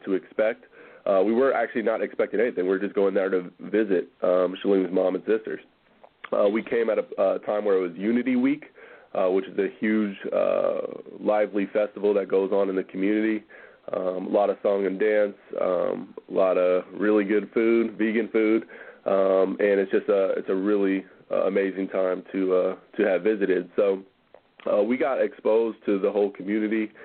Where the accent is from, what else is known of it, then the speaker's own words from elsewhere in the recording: Oakland, California, United States; also born or lived in Berkeley, California / Los Angeles, California; Born in Oakland, kind of raised half and half in Berkeley and Oakland.